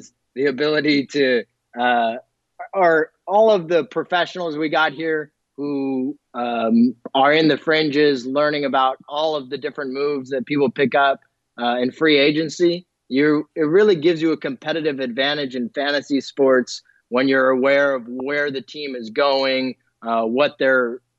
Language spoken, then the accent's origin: English; Golden State, California, United States; my hometown club